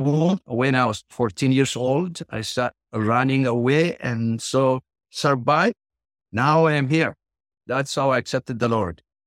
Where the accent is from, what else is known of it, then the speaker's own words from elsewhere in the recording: Ethiopia; English is a second language; moved away; as you can tell from my accent. I was born and grew up in the countryside in Ethiopia